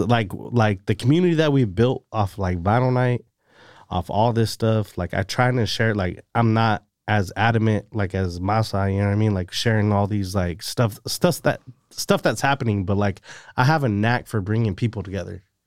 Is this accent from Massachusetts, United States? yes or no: no; Salinas, California, United States; Born and raised Salinas, California